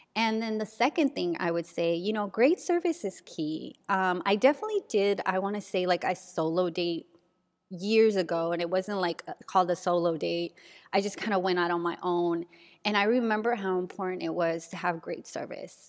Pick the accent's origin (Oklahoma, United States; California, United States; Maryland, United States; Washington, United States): California, United States; San Diego; my old neighborhood where I grew up in San Diego